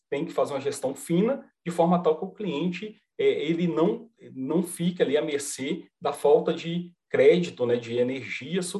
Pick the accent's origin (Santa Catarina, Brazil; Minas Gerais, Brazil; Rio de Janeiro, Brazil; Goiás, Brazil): Minas Gerais, Brazil; Sim, sou mineiro, sou mineiro, uai.